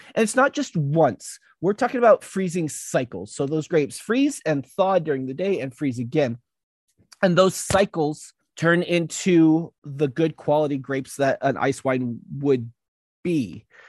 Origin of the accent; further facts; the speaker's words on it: United States; we're American.